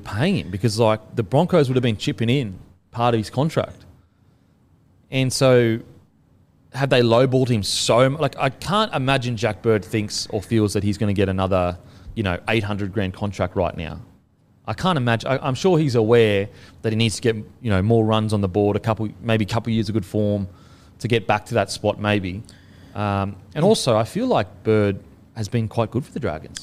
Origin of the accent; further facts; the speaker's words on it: Queensland, Australia; being a Queenslander growing up there, I have a connection to it.